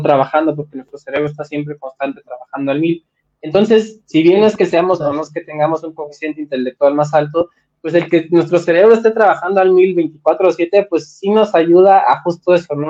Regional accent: Mexico; soy mexicano, soy latino, tengo otras costumbres

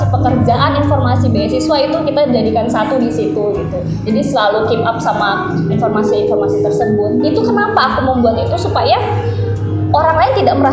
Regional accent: Kalimantan, Indonesia; aku dari Kalimantan jauh banget gitu major aku juga nggak sesuai sama tema yang udah ada

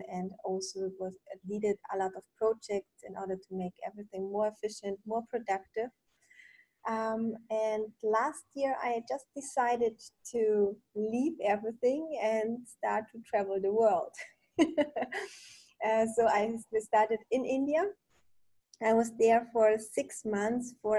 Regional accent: Germany; also born or lived in Poland / Munich; I'm originally from Poland. I grew up in Germany

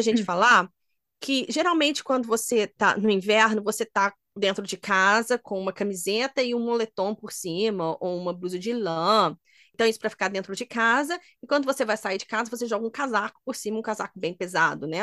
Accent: Minas Gerais, Brazil; moved away; eu sou de Minas

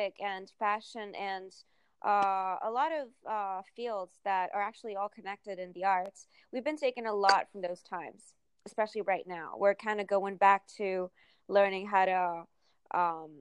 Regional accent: Palermo, Sicily, Italy; now in New York, United States; my hometown, Palermo in Sicily

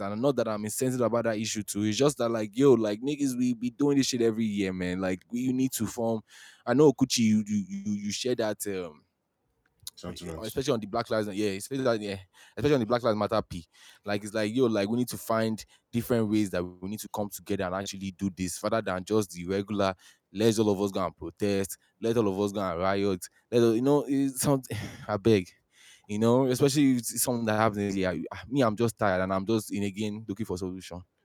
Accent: Nigeria; now in United States; we're all Nigerian

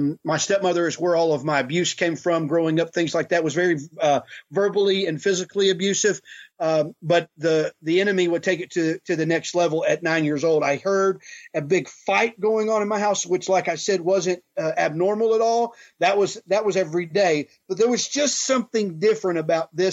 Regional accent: Houston, Texas, United States; also born or lived in California; we moved to Texas. And so I grew up in Texas, in Houston. And so I'm a Texan

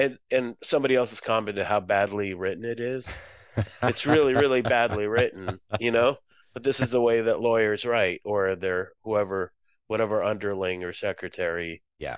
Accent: Boston, Massachusetts, United States; also born or lived in Moscow, Russia; now in Chicago, United States; No, I'm originally from Moscow, USSR. My family moved there, moved to the Boston area when I was seven, about

